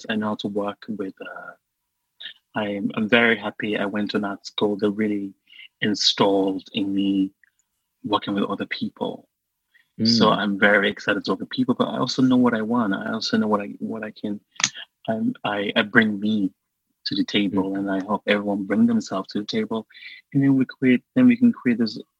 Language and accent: English; Sierra Leone; English is a second language; moved away; I grew up in Sierra Leone with no access to pop and pop culture TV